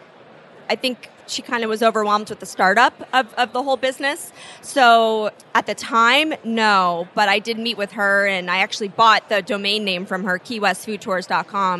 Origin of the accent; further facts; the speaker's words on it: Key West, Florida, United States; I grew up in Key West